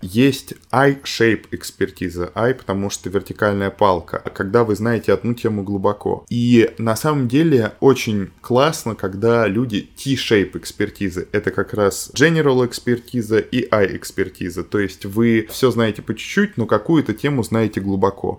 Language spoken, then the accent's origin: Russian; Ryazan, Ryazan Oblast, Russia; moved away; Я вообще из Рязани